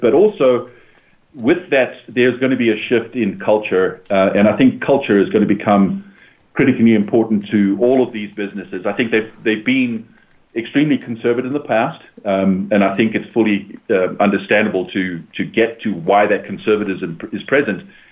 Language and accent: English; United States; as Americans, as American residents